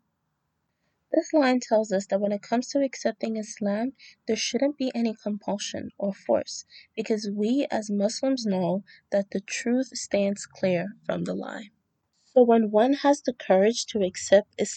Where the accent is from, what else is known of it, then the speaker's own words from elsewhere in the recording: Nigeria; now in New York City, United States; I currently reside in NYC and I am Nigerian